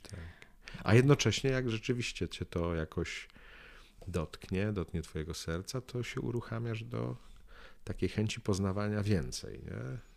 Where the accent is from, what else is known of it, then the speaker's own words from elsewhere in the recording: Łódź, Łódź Voivodeship, Poland; ja z Łodzi